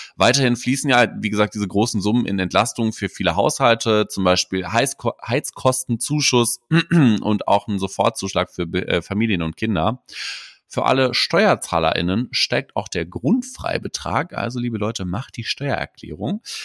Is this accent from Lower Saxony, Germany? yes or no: no; Hamburg, Germany; bei uns in Hamburg